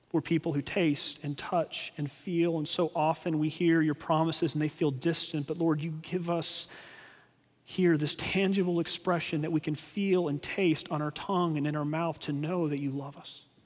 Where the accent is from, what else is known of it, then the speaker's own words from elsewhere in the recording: Texas, United States; we grew up in Texas